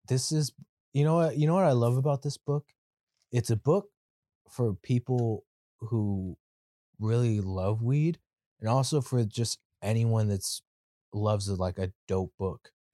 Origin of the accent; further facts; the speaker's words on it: California, United States; I'm from Cali